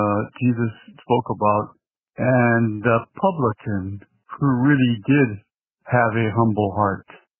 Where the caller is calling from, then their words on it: Los Angeles, California, United States; Hey, I'm calling from Los Angeles.